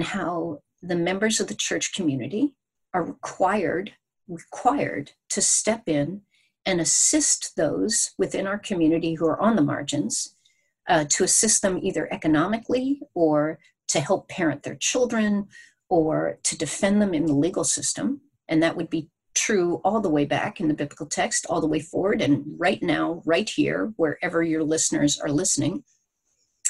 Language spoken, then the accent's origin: English; United States; we as American Christians